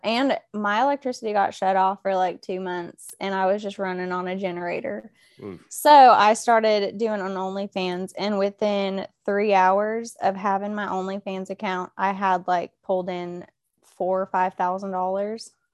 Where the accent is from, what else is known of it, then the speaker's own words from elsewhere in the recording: Oklahoma, United States; moved away as an adult; now in Georgia, United States; I'm from Oklahoma